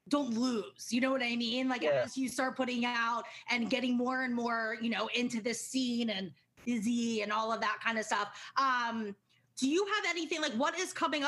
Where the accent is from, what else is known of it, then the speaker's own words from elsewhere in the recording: Baltimore, Maryland, United States; I grew up in Maryland, so Baltimore.